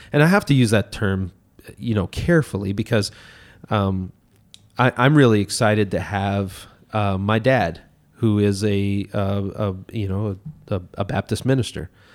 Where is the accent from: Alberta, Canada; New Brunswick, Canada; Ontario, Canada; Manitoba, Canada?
New Brunswick, Canada; Miramichi; showed up back in my hometown here in Miramichi